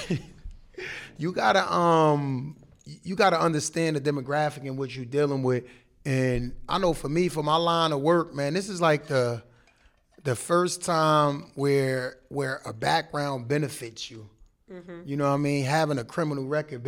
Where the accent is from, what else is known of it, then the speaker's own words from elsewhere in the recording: Jersey City, New Jersey, United States; growing up in Jersey City.